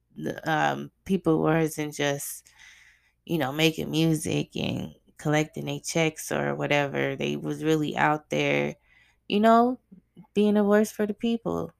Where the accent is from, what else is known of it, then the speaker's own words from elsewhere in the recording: Arizona, United States; I grew up in Arizona